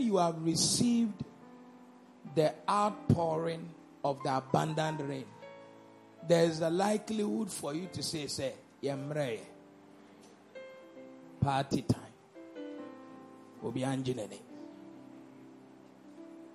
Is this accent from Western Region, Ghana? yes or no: no; Elmina, Central Region, Ghana; I come from Elmina